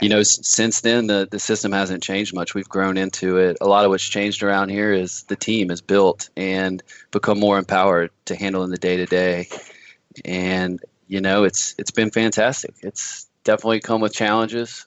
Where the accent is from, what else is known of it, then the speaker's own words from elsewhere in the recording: Louisiana, United States; moved away as an adult; now in Washington, United States; I'm originally from Louisiana. I moved up to Washington